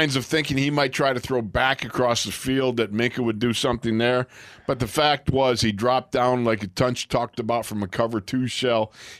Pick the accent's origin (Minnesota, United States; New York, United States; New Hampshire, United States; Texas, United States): New York, United States; Orchard Park; also born or lived in Syracuse, New York; I'm from Western New York, from Orchard Park.